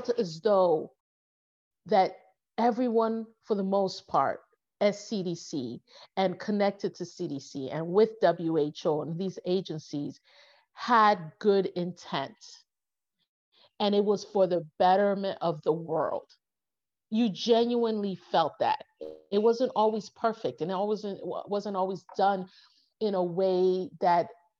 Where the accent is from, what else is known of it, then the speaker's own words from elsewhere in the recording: United States; I'm American